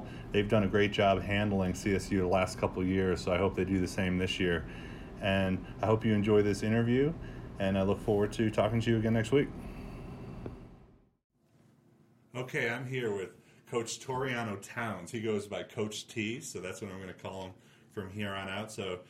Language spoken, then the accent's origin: English; upstate New York, United States; We're in New York. I'm from upstate New York.